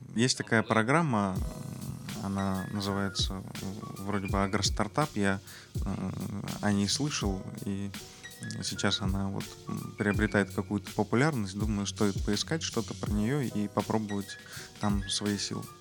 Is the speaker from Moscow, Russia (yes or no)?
no; Krasnodar, Krasnodar Krai, Russia; я родился в Краснодаре, вырос здесь